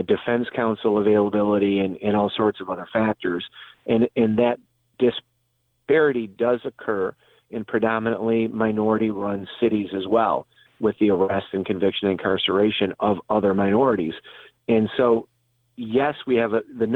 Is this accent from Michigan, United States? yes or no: yes; Detroit, Michigan, United States; My hometown is in the Detroit area, Detroit, Michigan